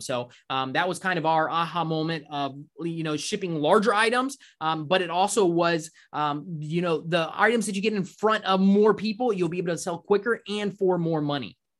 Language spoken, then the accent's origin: English; Orlando, Florida, United States; we grew up in Orlando.